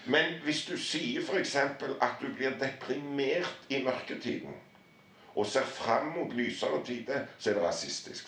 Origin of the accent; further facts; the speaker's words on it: Harstad, Troms, Norway; jeg er liksom fra, fra Nord-Norge. Harstad